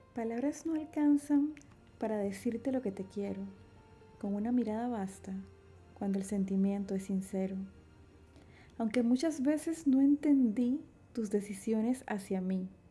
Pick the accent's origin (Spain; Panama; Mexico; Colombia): Panama; David, Chiriquí; Nací en David Chiriquí, República de Panamá, el 9 de julio de 1986.